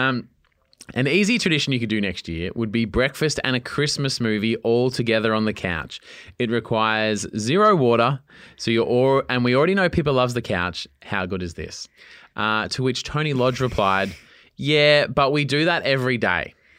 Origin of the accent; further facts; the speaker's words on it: East Coast, Australia; I grew up on the East Coast